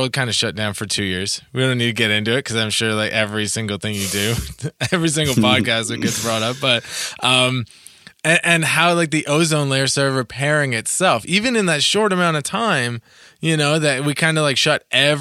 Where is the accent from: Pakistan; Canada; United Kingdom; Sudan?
Canada; Toronto, Ontario; I'm originally from Toronto